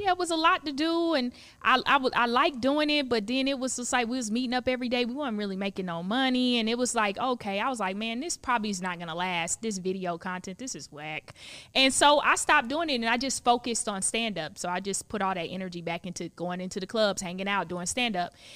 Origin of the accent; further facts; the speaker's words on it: Palm Beach County, South Florida, United States; moved away as an adult; now in Los Angeles, United States; I'm from Palm Beach County